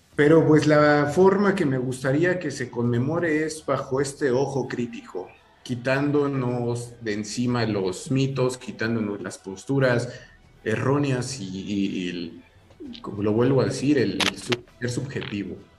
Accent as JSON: {"language": "Spanish", "country": "Mexico", "said": "como sociedad mexicana"}